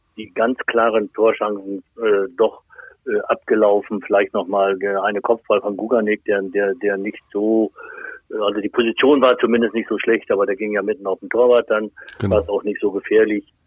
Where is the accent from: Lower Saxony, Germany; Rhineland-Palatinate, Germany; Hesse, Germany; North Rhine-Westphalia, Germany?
Lower Saxony, Germany; Lohne; ich komme ja aus, aus Lohne, das ist nicht so weit weg von Osnabrück